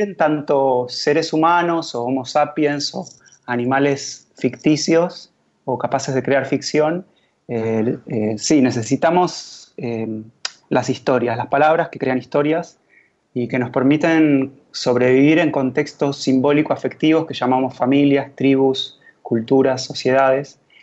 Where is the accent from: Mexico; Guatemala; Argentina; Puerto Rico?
Argentina